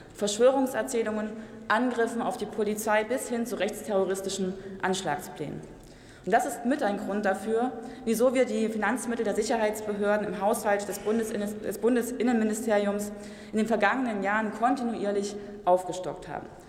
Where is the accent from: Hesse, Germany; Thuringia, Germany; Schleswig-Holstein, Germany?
Thuringia, Germany; Gera; meiner Heimatstadt Gera